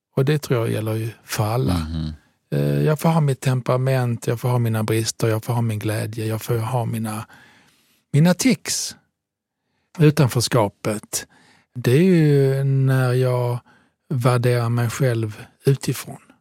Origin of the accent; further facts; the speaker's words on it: Southern Italy, Italy; now in Sweden; jag är född i södra Italien